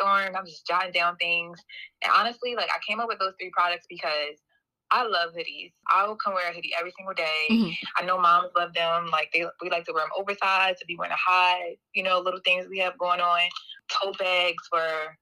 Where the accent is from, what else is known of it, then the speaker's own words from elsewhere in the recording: Philadelphia, Pennsylvania, United States; moved away as an adult; now in Portland, United States; from Philadelphia